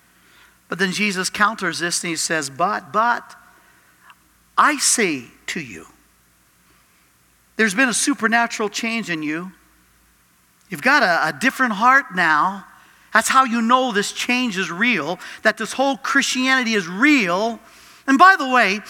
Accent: Cajun, Louisiana, United States; I'm Cajun French, bullheaded French

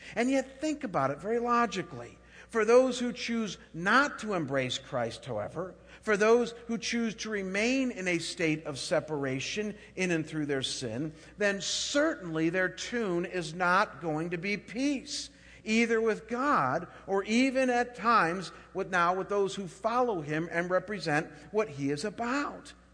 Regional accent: Chagrin Falls, Ohio, United States; moved away; I was back home in my hometown of Chagrin Falls, Ohio

